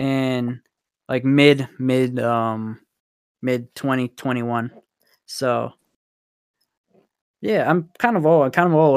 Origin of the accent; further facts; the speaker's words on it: Houston, Texas, United States; also born or lived in France / Canada; now in New Mexico, United States; Yeah, I was born and raised in Houston, and then you know we used to move a lot around. So I used to live in some cool ass places.